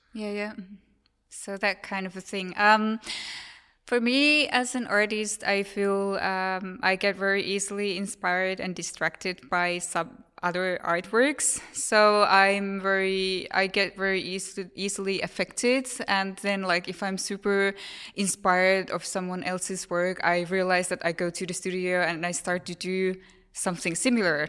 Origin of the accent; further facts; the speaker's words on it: Finland; I'm from Finland, so it's very common for us to talk about these things